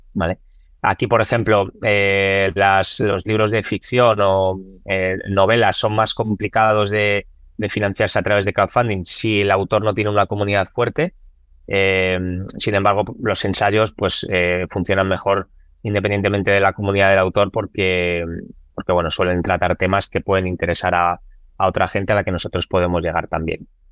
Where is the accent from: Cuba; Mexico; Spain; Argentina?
Spain; also born or lived in Lahti, Finland; lo que había vivido en, España